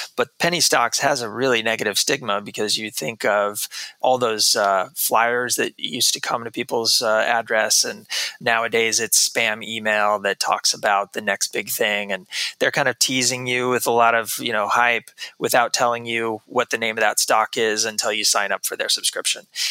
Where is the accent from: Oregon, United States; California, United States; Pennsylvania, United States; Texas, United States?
Texas, United States; moved away as an adult; also born or lived in New York City; I grew up in Texas uh, most of my life